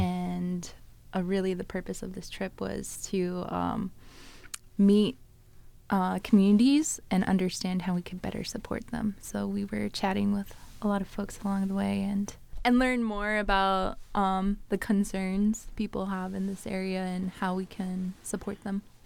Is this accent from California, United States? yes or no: no; Bristol Bay area, Igiugig, Alaska, United States; moved away; I grew up in the Bristol Bay area, um, in Iquiagic, and I grew up on a river